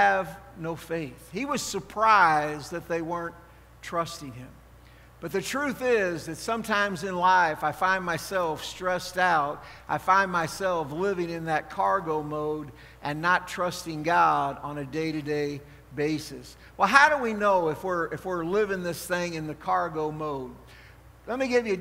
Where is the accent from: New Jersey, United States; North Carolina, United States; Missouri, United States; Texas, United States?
Missouri, United States; St. Louis; moved away; I grew up in St. Louis